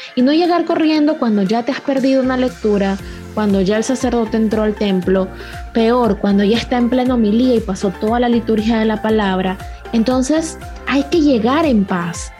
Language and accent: Spanish; Panama; en mi país, en Panamá